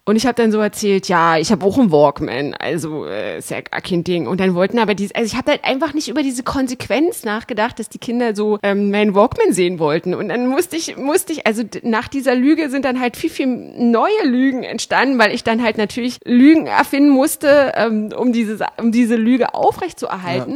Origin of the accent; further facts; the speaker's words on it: GDR, East Germany, Germany; ich bin ja in der DDR äh, groß geworden